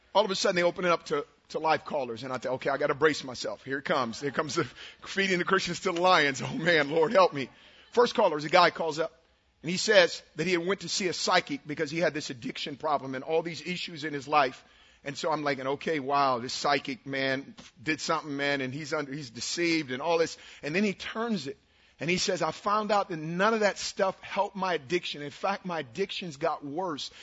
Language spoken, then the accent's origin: English; Oakland, California, United States; I'm from West Oakland. I grew up two blocks from the West MacArthur BART station in Oakland